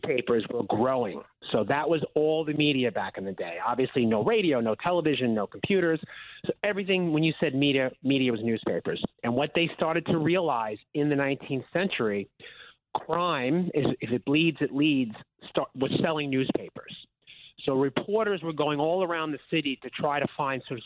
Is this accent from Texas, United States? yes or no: no; Long Island, New York, United States; I was born and raised on Long Island.